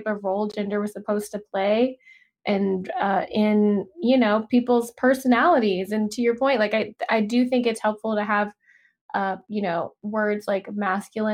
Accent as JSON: {"language": "English", "region": "the South", "country": "United States", "tie": "born or raised there", "moved": "yes", "lives_now": "Los Angeles, United States", "said": "growing up in the South"}